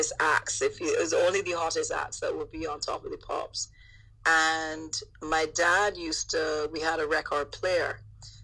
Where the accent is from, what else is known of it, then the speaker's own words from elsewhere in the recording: London, United Kingdom; Being born in East London and growing up there